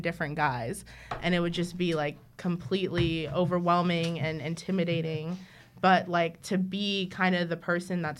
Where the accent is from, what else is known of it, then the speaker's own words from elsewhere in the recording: Hayward, California, United States; we grew up in South Hayward.